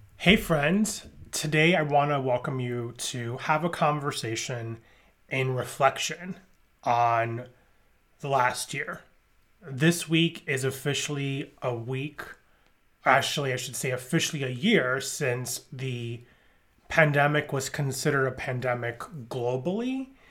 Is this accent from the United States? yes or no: yes; New York, United States; I grew up in New York